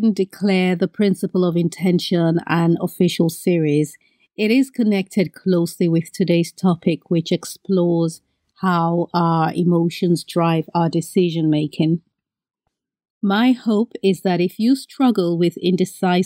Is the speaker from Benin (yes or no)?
yes; Benin; moved away; I grew up in Benin and we're surrounded by a lot of land and a lot of sun.